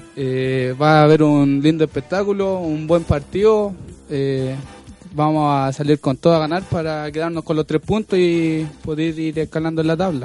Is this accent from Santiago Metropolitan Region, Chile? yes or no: yes; Maipú, Santiago Metropolitan Region, Chile; Yo soy de Maipú